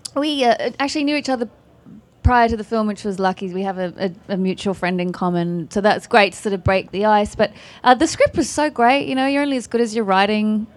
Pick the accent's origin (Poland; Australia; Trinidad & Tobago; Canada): Australia; accent: Australian; It's my Australian accent